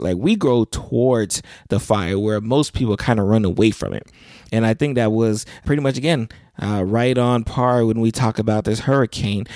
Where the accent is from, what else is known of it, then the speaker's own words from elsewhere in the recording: South Florida, United States; I am from South Florida